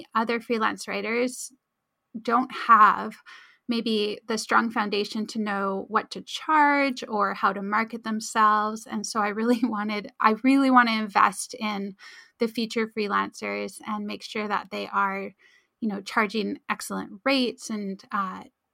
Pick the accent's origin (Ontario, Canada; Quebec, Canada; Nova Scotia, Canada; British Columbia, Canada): British Columbia, Canada; Abbotsford; I'll never find enough clients in my hometown to actually fund my, you know, my life